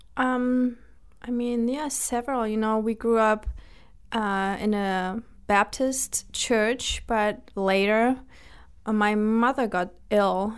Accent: Germany; now in United States; I was born and I was and I grew up in Germany.

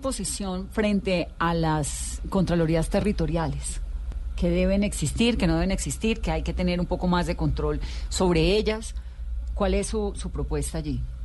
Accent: Valle del Cauca, Colombia; Yo soy Valle Caucana

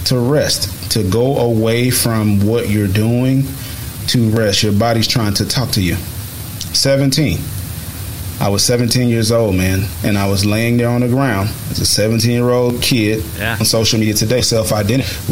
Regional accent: United States; I'm a black male, but I'm also an American male

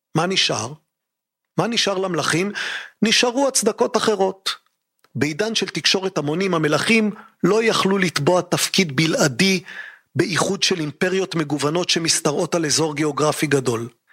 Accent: Israel; אצלנו בישראל

